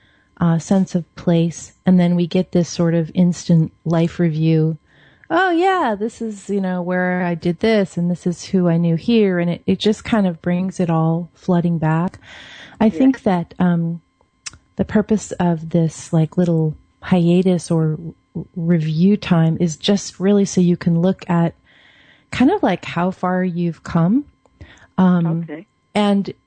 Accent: Seattle, Washington, United States; moved away as an adult; now in Oregon, United States; I grew up in Seattle. I live in Oregon now

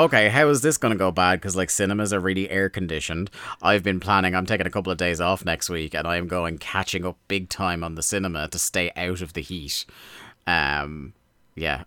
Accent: Ireland; as an Irishman

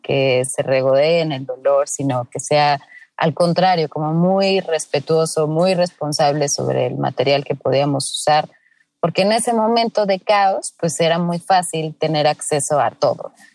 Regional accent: Mexico; somos como mexicanos

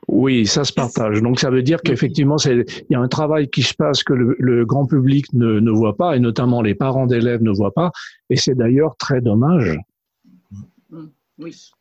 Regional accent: France; chez nous en France

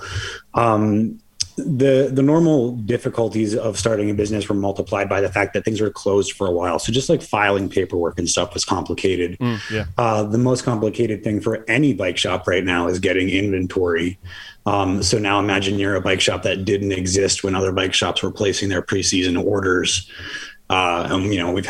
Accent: Lebanon County, Pennsylvania, United States; moved away as an adult; also born or lived in Colorado / Oregon; now in Lancaster, United States; I grew up in Lebanon County, moved out west more than 10 years ago, lived in Colorado and Oregon

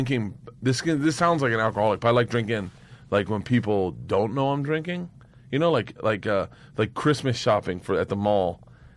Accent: Florida, United States; Growing up in Florida

